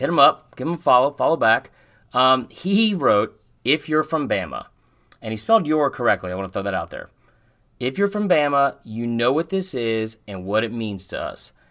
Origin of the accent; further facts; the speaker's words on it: Atlanta, Georgia, United States; I'm from Atlanta, and I live, like, right down the street from the Claremont Lounge